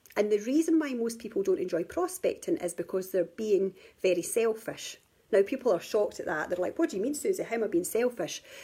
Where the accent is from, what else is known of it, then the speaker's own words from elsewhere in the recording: Scotland, United Kingdom; moved away; also born or lived in England; I live in Scotland and England. I live between both at the moment. I'm originally from Scotland